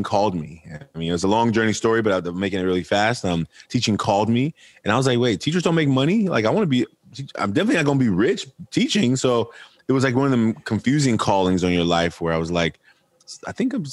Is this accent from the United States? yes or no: yes; Oakland, California, United States; I'm from Oakland, California. I'm raised by a single mother, grew up a fatherless son